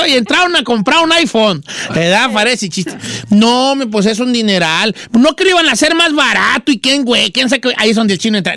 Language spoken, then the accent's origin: Spanish; Ixtlán de los Hervores, Michoacán, Mexico; Islán de los Herbores, Michoacán